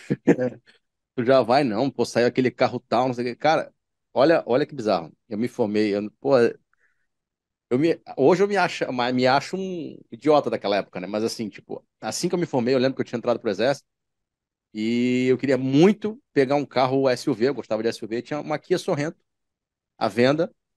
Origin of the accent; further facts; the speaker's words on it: Baixada Fluminense, Rio de Janeiro, Brazil; moved away as an adult; now in Rio de Janeiro, Brazil; quem foi nascido e criado na Baixada Fluminense